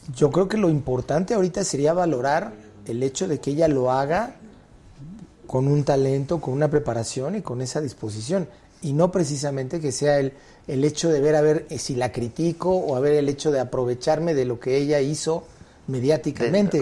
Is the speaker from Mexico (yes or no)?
yes; Mexico; el humor tan negro que luego tenemos los mexicanos